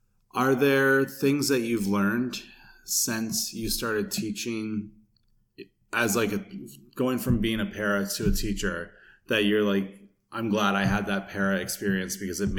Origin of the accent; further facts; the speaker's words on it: Vermont, United States; I came from Vermont and then I started teaching in Springfield, which is completely different too.